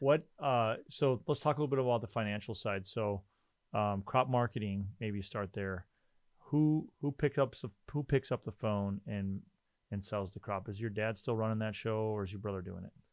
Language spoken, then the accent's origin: English; Rolla, North Dakota, United States; now in Fargo, United States; I grew up in Rolla